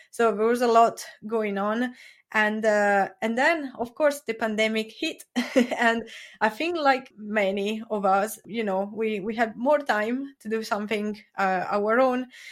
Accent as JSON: {"language": "English", "country": "Italy", "second_language": "English", "moved": "yes", "lives_now": "Brighton, United Kingdom", "said": "I am originally from Italy"}